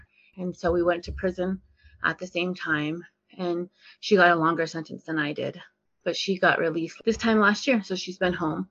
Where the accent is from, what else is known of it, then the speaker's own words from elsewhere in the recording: Northern Arapaho reservation, Wyoming, United States; I come from the Northern Arapaho here on the reservation.